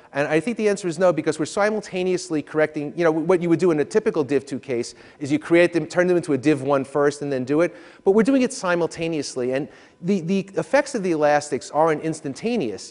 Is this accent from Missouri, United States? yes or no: no; New York, United States; I'm from New York